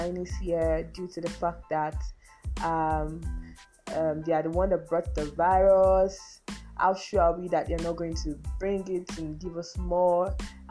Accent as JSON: {"language": "English", "country": "Nigeria", "said": "I'm a Nigerian"}